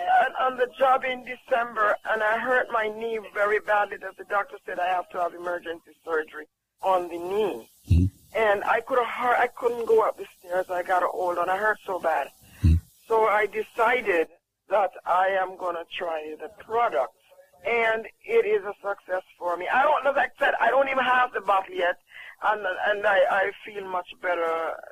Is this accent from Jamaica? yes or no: yes; Jamaica